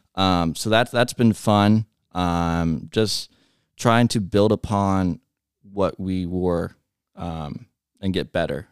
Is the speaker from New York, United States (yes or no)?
no; Montgomery, Ohio, United States; I grew up in Montgomery, so right down the road